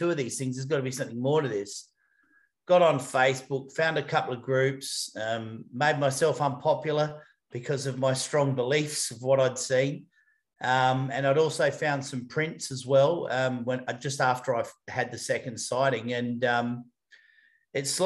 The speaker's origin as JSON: {"language": "English", "town": "Adelaide", "region": "South Australia", "country": "Australia", "moved": "yes", "said": "I'm originally from Adelaide in South Australia"}